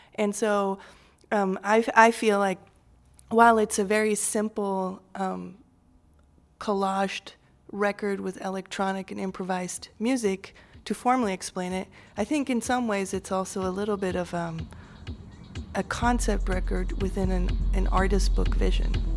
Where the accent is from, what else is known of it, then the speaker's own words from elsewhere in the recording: Switzerland; now in Chicago, United States; I grew up in Switzerland, which is a beautiful country